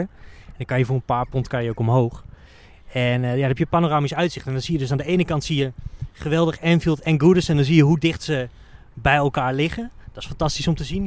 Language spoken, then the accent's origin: Dutch; Netherlands; als Nederlander